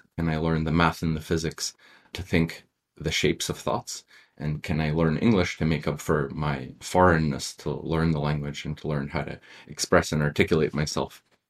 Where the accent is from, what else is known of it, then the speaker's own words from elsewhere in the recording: Boston, Massachusetts, United States; also born or lived in Soviet Union / Italy; when I came to the US, I grew up in the Boston area. At first, I was going to different Jewish schools.